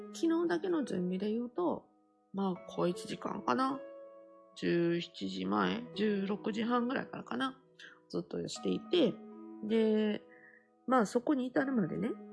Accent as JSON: {"language": "Japanese", "region": "Kansai", "country": "Japan", "tie": "born or raised there", "said": "関西、自分の地元でやる"}